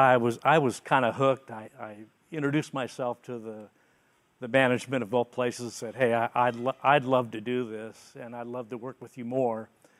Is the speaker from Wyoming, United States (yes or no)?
no; San Francisco, California, United States; I was born in San Francisco